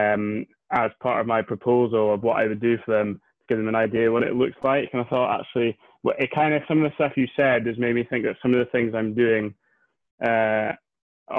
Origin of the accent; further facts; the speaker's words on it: Scotland, United Kingdom; also born or lived in Inverness; I live in Inverness, which is way up the north end of Scotland